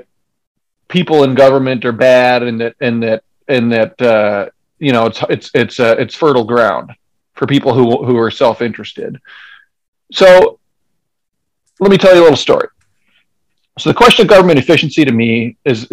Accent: Decorah, Iowa, United States; I grew up in Decorah

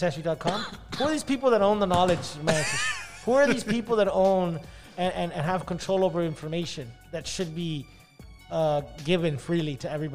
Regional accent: United States; I was born here, I was raised here

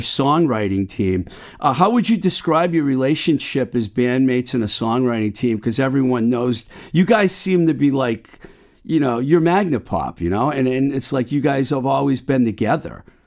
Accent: Boston, Massachusetts, United States; I'm from Boston

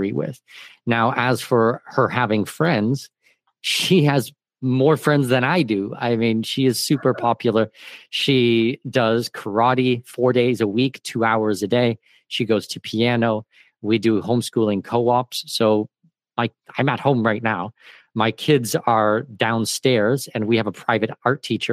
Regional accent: Canada; now in Panama; I'm Canadian

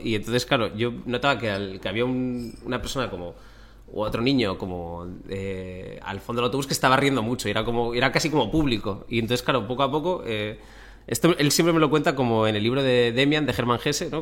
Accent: Torrevieja, Valencian Community, Spain; moved away as an adult; also born or lived in Bilbao, Basque Country, Spain; yo nací en Bilbao, pero los, cuando tenía ocho años, mi familia se mudó a Torrevieja

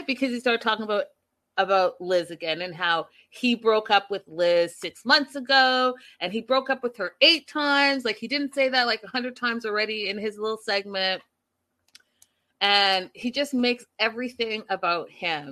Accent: Pacific Northwest, British Columbia, Canada; I'm Canadian

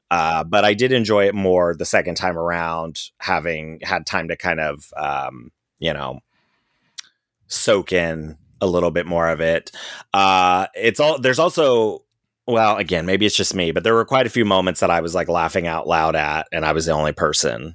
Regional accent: Cincinnati, Ohio, United States; moved away; I'm from Cincinnati

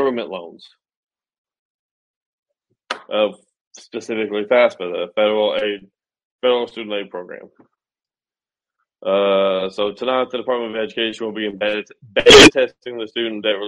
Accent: United States; I'm an American

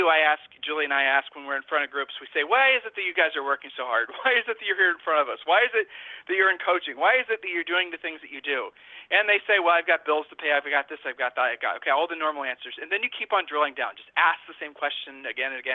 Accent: Ohio, United States; We're from Ohio

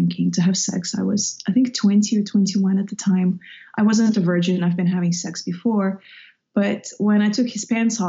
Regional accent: Russia; moved away; I grew up in Russia, in the Soviet Union

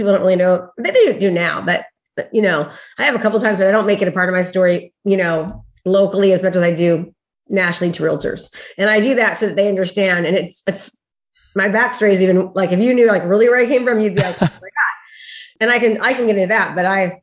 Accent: Discovery Bay, California, United States; I'm from Discovery Bay, California. It's in between Sacramento and San Francisco.

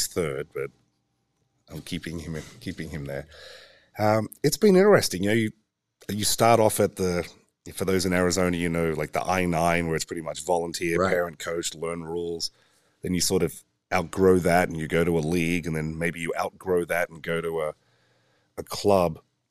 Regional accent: Australia; also born or lived in England; Well, I was a rugby player and my dad was in the Australian Navy and we got posted to England.

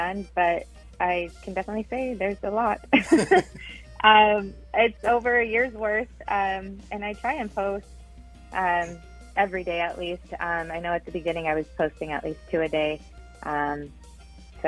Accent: Idaho, United States; now in Houston, United States; I was born in Houston, but I was raised in Idaho

